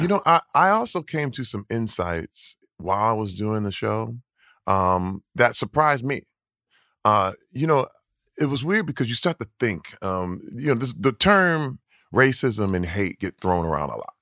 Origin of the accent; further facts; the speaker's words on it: Flint, Michigan, United States; growing up in Flint, Michigan